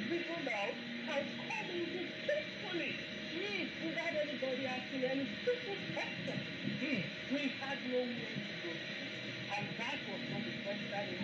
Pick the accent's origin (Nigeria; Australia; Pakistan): Nigeria; Owo, Ondo; I am from Owo. And I grew up with my mother, who is late now